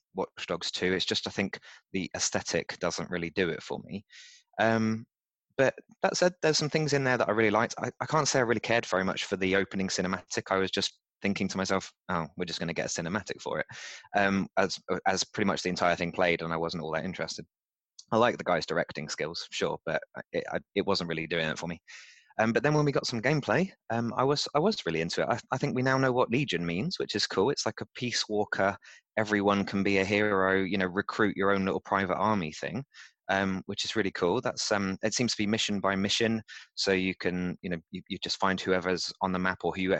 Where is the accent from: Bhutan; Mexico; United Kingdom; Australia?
United Kingdom; also born or lived in London; we're British. I've lived in London for 5 years